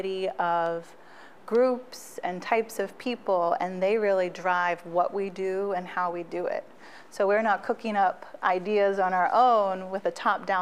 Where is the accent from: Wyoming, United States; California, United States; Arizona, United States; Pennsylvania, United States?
Pennsylvania, United States; Biglerville; also born or lived in Franklin County, Pennsylvania; I grew up in Biglerville. I had moved there in the 90s from Franklin County. So I'm from throughout the region.